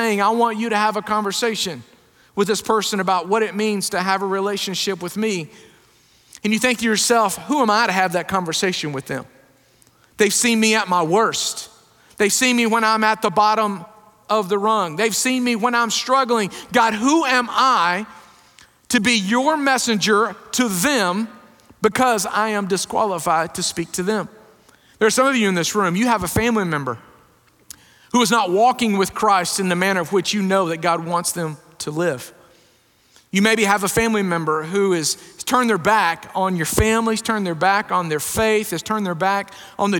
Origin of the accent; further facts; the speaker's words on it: Gainesville, Texas, United States; also born or lived in Waxahachie, Texas; now in Brownwood, United States; I grew up in Gainesville, Texas